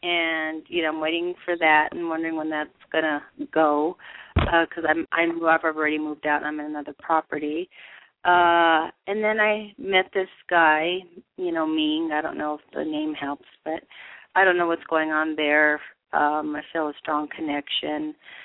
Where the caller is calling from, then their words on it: Colorado, United States; I'm from Colorado.